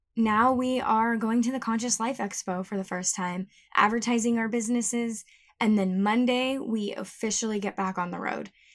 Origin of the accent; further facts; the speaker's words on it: Tucson, Arizona, United States; moved away; I flew out to my hometown of Tucson